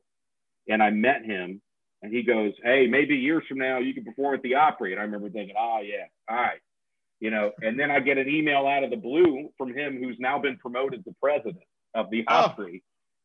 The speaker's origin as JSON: {"language": "English", "town": "Nashville", "region": "Tennessee", "country": "United States", "tie": "born or raised there", "said": "my hometown, so I had a lot of family and friends there"}